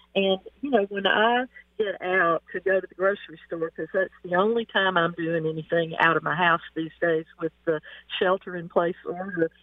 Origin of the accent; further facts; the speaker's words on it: Mississippi, United States; moved away as an adult; now in Pacific Northwest, United States; my hometown in Mississippi